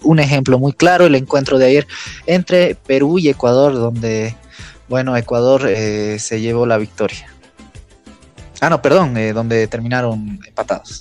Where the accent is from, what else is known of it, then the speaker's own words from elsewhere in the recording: Bolivia; irnos nosotros como bolivianos tristes con, esta eliminación